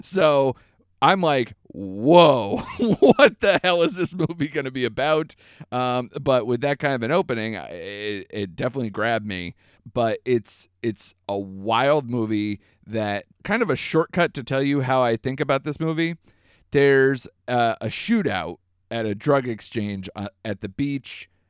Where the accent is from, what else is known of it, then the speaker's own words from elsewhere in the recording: United States; an American